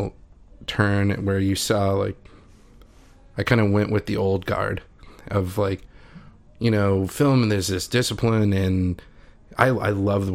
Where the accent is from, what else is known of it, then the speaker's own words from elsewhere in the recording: Wyoming, United States; moved away as an adult; also born or lived in Chicago; I grew up in Wyoming, and then I, you know, went to college in Chicago